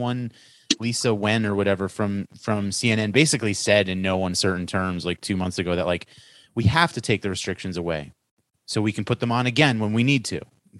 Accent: New York, United States; I'm from New York, so I say hoes.

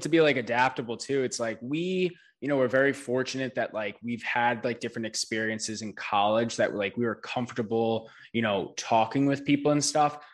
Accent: New York, United States; I'm from New York

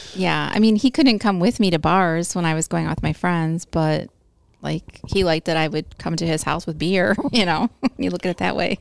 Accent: Bartlett, Illinois, United States; also born or lived in South Elgin; I grew up in Bartlett

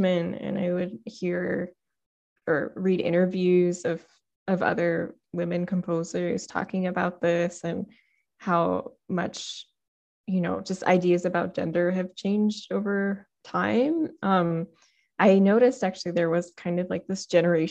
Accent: United States; my identity as an Indian American

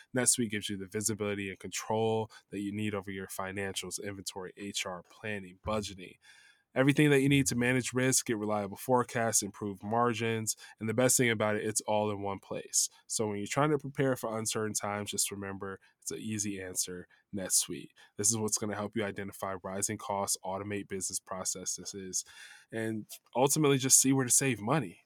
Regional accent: Chicago, Illinois, United States; now in Los Angeles, United States; I'm from Chicago

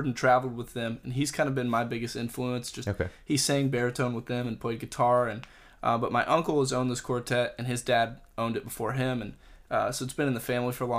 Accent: Pensacola, Florida, United States; I grew up in Pensacola is a small town

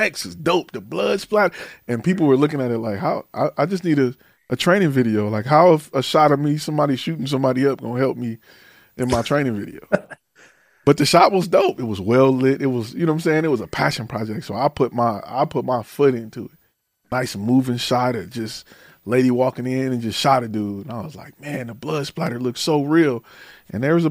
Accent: the North, United States; I'm from the North

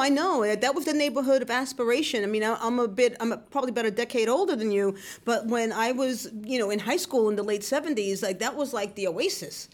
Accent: New York City, New York, United States; moved away as an adult; also born or lived in Brooklyn; I grew up in the Bronx and I left

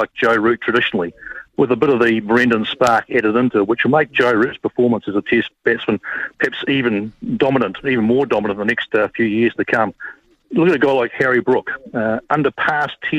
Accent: Dunedin, Otago, New Zealand; moved away as an adult; now in Canberra, Australia; I grew up in Dunedin

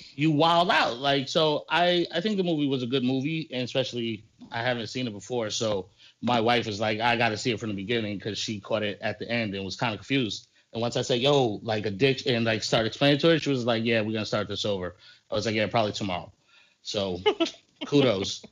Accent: New York City, New York, United States; We grew up in Bushwick.

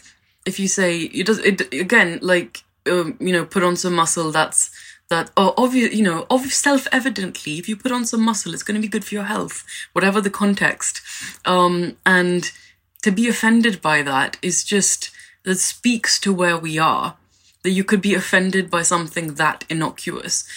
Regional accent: India; now in London, United Kingdom; I'm an Indian immigrant

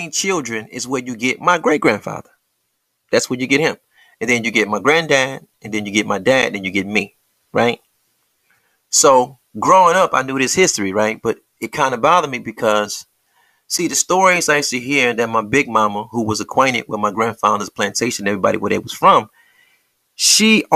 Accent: Detroit, Michigan, United States; I am from Detroit

